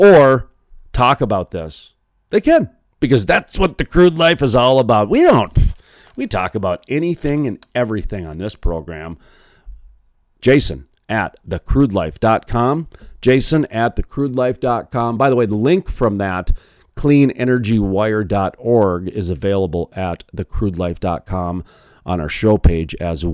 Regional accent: North Dakota, United States; North Dakota, my home state

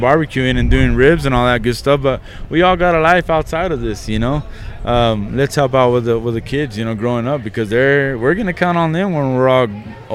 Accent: Midland, Texas, United States; I was from Midland

